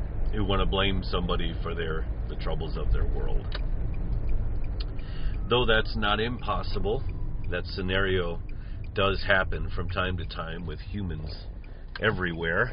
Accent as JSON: {"language": "English", "country": "United States", "moved": "yes", "said": "my home country"}